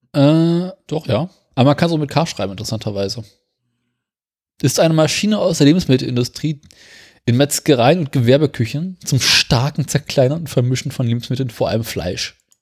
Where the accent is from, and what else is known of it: Berlin, Germany